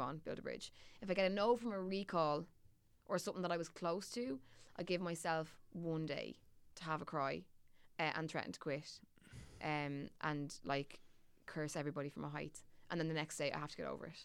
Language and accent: English; Dublin, Leinster, Ireland; accent: Dublin; my Dublin accent gets significantly thicker when I go away